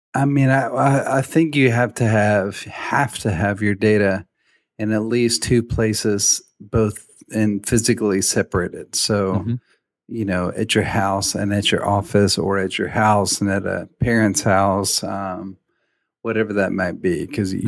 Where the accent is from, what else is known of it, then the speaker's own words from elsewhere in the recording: Nashville, Tennessee, United States; I'm from Nashville, a little suburb outside of town